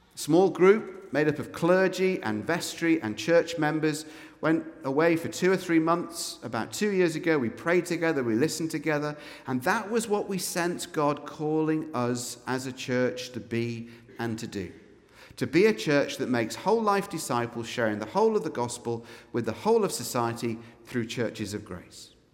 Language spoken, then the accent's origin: English; Scotland, United Kingdom; We are officially, as Scots, an unreached peoples group